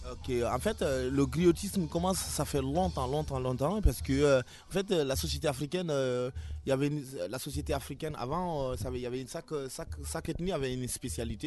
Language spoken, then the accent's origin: French; Guinea; moved away as an adult; now in France; je viens de la Guinée hein, et euh, je, vis en France depuis, depuis 4 ans